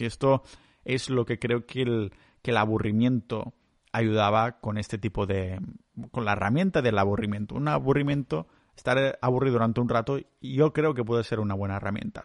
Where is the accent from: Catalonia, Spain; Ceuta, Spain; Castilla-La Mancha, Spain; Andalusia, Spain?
Catalonia, Spain; cultura catalana, que es lo que estoy acostumbrado yo ahí en mi pueblo